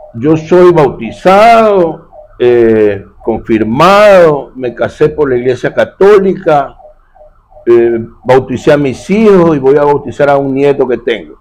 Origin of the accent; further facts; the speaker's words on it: Guayaquil, Guayas, Ecuador; Eso somos los guayaquileños